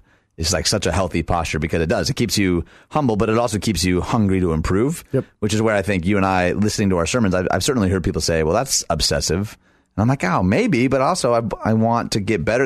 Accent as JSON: {"language": "English", "town": "Detroit", "region": "Michigan", "country": "United States", "also_born_or_lived": "Elgin, Illinois", "moved": "yes", "said": "We're both from Detroit, both musicians, both lived in Elgin, both were youth pastors in Bartlett"}